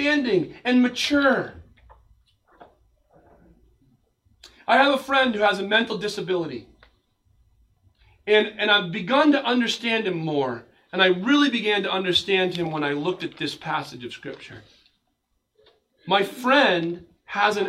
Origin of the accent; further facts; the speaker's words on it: United States; as an American pastor